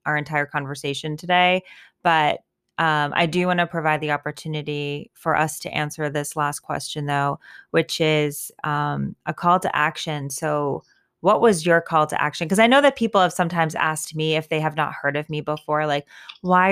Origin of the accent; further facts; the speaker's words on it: United States; we're American and we're white and we're educated and we're professionals